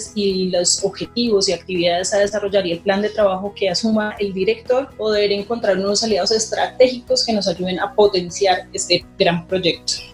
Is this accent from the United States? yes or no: no; Bogotá, Colombia; yo soy bogotana